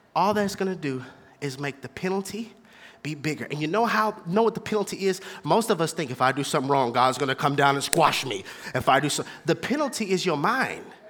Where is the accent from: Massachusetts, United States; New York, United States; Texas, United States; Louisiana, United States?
Texas, United States; Houston; I'm from Houston, Texas, born and raised on a playground. That's where I spend most of my days